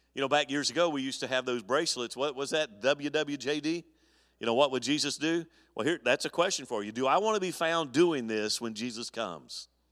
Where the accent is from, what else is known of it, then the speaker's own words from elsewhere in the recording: Mobile, Alabama, United States; moved away; my hometown in Al, in Mobile, Alabama